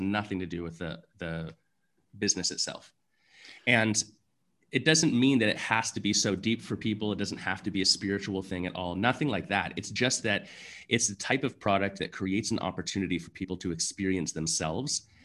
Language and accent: English; Canada; being Canadian, I played, you know, junior hockey